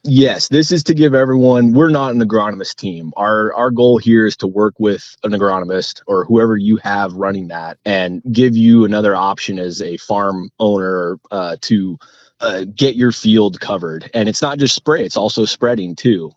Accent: Whatcom County, Washington, United States; growing up in Whatcom County

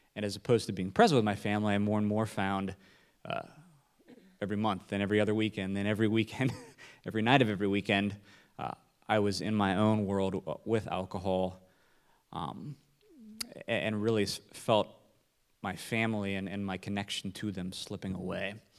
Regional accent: Nebraska, United States; I'm from Nebraska

